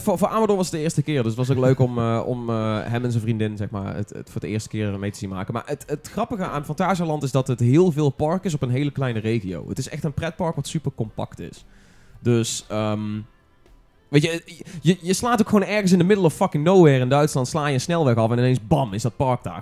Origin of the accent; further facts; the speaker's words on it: North Brabant, Netherlands; als Brabander